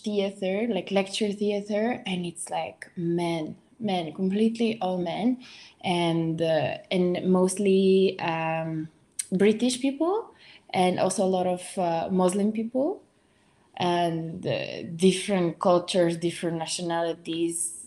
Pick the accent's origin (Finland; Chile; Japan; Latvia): Latvia; Riga; English is a second language; moved away as an adult; also born or lived in London, United Kingdom / Mexico; now in Washington, D.C., United States; I'm from Latvia, Riga, and I finished my high school there